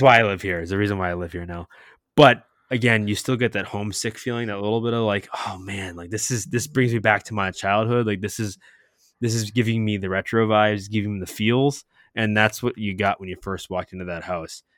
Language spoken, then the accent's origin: English; New England, United States; now in Orlando, United States; we're from New England, we're from that area